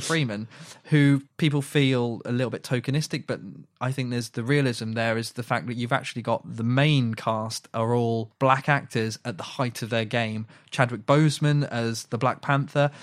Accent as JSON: {"language": "English", "country": "United Kingdom", "said": "We are British people"}